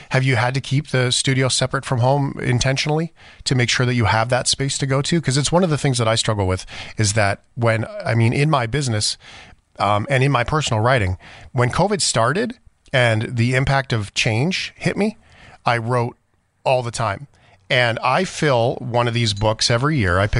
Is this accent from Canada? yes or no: yes; Calgary, Alberta, Canada; Like uh, you're from Calgary, I'm from Calgary